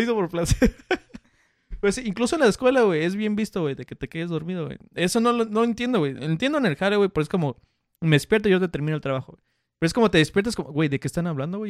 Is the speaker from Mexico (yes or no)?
yes; Mexico; soy mexicano